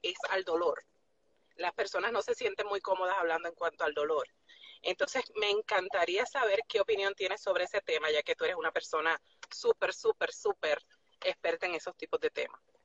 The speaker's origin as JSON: {"language": "Spanish", "country": "Puerto Rico", "moved": "yes", "lives_now": "Nashville, United States", "said": "Soy de Puerto Rico, pero eh, resido en Nashville."}